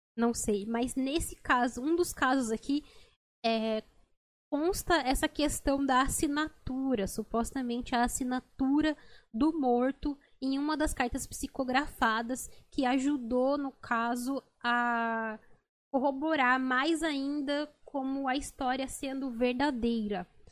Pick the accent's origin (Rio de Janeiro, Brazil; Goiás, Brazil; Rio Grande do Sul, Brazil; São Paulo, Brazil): São Paulo, Brazil; near Guaratinguetá; de Guaratinguetá, São Paulo, próximo ali de onde eu nasci